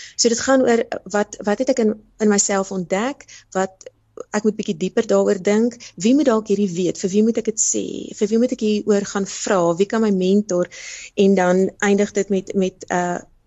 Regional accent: South Africa; daai geleentheid het my kom vang hier so in Suid-Afrika

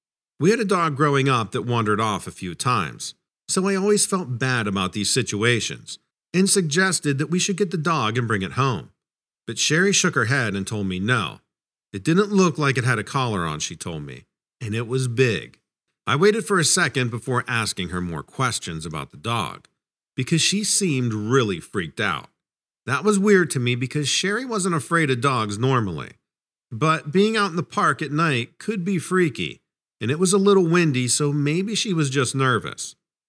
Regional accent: New England, United States; I grew up in New England, and as you're probably aware, there are plenty of legends up there.

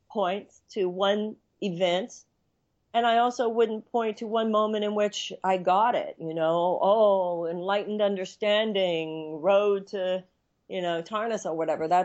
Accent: United States; well, I'm an American woman and I write books.

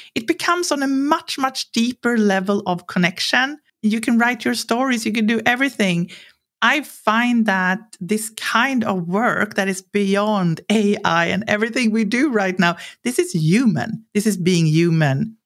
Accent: Sweden; growing up in Sweden with a culture where it's really clear here that you're not supposed to think you're something special

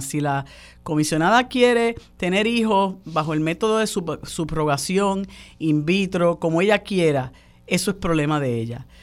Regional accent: Puerto Rico; los puertorriqueños y puertorriqueñas que vivimos y padecemos

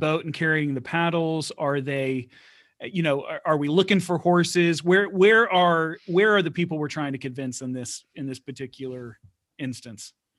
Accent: Houston, Texas, United States; I'm from Houston

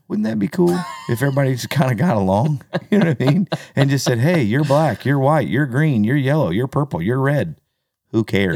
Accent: United States; growing up in America, being an American and a proud American

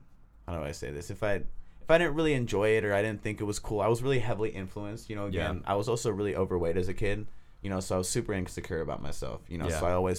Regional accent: Oakland, California, United States; I grew up in Oakland, California.

